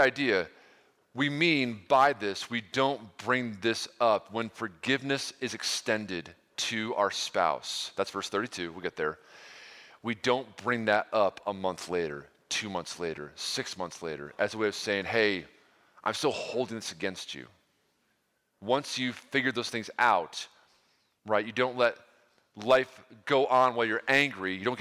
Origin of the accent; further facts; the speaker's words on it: New York, United States; now in Ohio, United States; I'm from New York originally